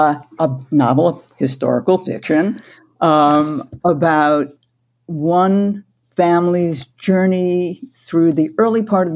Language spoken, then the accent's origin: English; New York City, New York, United States; now in Portland, United States; And when we relocated from New York City to Portland, Oregon, the sounds and the voices and the feel of New York just stayed with me. Every time I went home, my accent changed a little and I sounded more like New York.